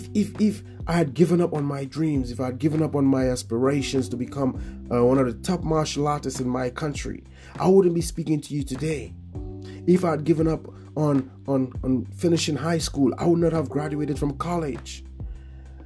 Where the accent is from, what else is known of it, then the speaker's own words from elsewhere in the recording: Portsmouth, Dominica; in Portsmouth, where I grew up in the Caribbean.